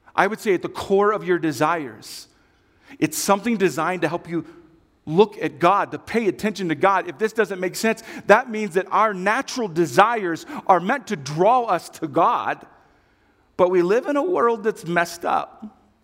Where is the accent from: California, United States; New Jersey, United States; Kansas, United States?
Kansas, United States; I come from Kansas.